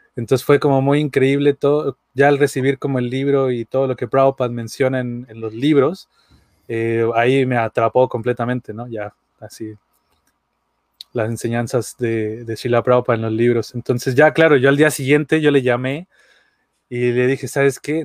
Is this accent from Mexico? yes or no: yes; Aguascalientes, Mexico; yo soy de Aguascalientes, México